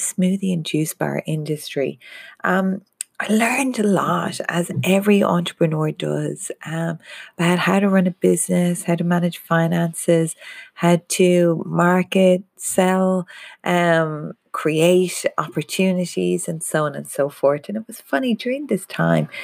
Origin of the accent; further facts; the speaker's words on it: Ireland; I'm Irish